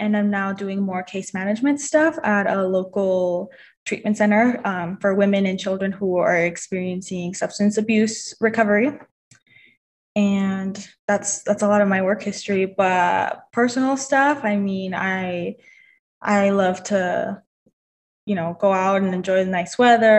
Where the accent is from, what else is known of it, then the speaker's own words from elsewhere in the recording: Salt Lake City, Utah, United States; Just a little bit about me. I have grown up in Utah. I grew up in Rose Park, went to Rose Park Elementary, Northwest, West High